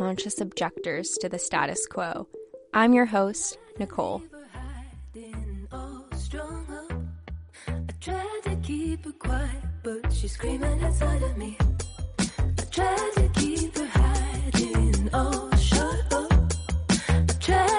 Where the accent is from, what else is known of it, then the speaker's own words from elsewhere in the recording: Camarillo, California, United States; I grew up in Camarillo